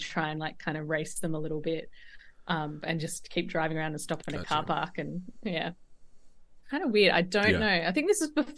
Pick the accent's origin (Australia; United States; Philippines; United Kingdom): Australia; Tasmania; I grew up in Tasmania, which is probably about the same size as Ireland